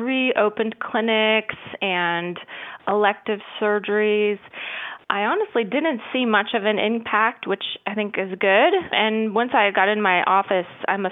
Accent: Indiana, United States; moved away as an adult; also born or lived in Tennessee; now in Outer Banks, North Carolina, United States; I'm originally from Indiana. I was born and raised there

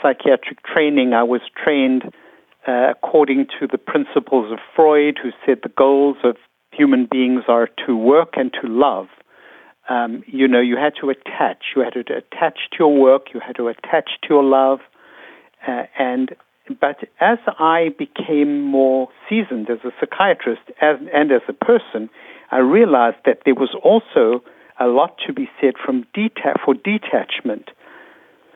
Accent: South Africa; moved away; I was raised in South Africa

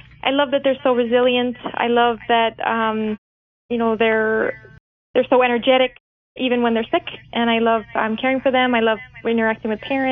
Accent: Lisle, Illinois, United States; also born or lived in Chicago, Illinois / Bourbonnais, Illinois; So I'm originally from Lyle, Illinois, which is a suburb of Chicago, kind of southwest suburb. I grew up there with my parents.

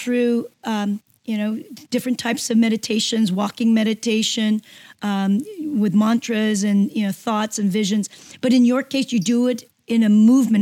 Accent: Seoul, South Korea; English is a second language; moved away; It was at a military school in uh, Seoul, Korea. So I was one of the few Korean, um, native Koreans in, um, in a U.S. Army military school. So I, I, it wasn't even my first language.

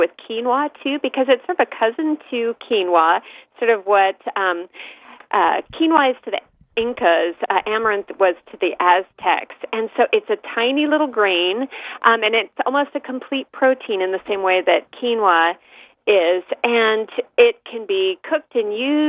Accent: San Francisco East Bay, California, United States; I grew up in the San Francisco East Bay

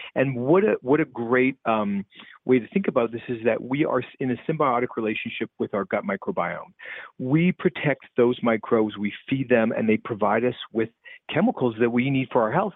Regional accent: the Canadian prairies, Canada; Growing up in the Canadian prairies

